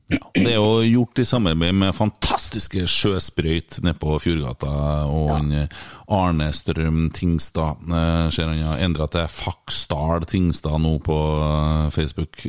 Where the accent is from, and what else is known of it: Åfjord, Trøndelag, Norway